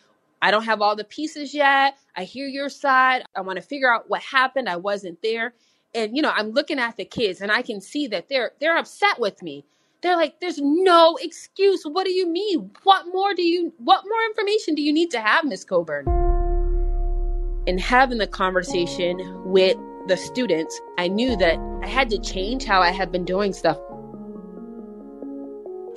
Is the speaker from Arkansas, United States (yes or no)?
no; Springfield, Massachusetts, United States; born and raised in Springfield.